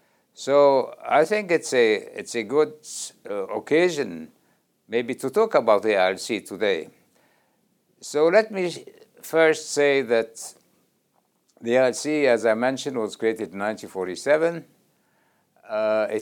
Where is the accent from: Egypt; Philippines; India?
Egypt; I'm a member of the International Law Commission since 2006, and I am from Egypt, former ambassador of Egypt and legal advisor of the Egyptian Foreign Ministry.